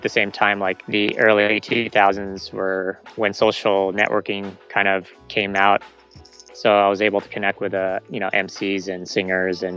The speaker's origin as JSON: {"language": "English", "town": "San Diego", "region": "California", "country": "United States", "tie": "born or raised there", "also_born_or_lived": "Philippines"}